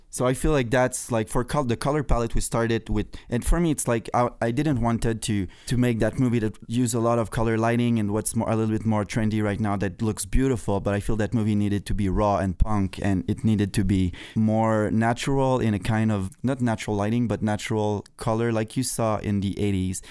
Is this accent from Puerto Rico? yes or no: no; Canada; I was obsessed with the American flag, being Canadian